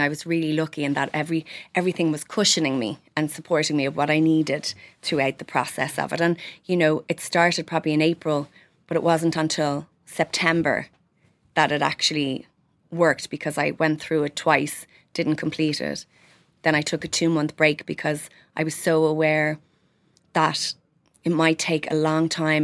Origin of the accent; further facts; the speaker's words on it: Ireland; we're Irish and we're proud